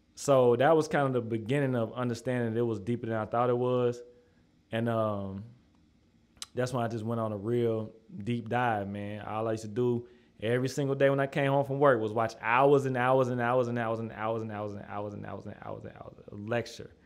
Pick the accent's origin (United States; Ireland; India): United States; Madison, Tennessee; also born or lived in North Nashville, Tennessee; I grew up out in Madison. Like, that's where I was born and raised